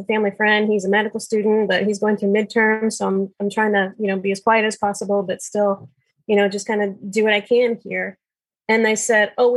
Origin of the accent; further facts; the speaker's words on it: Fort Wayne, Indiana, United States; also born or lived in Austin, Texas; I was born and raised here in Fort Wayne, Indiana.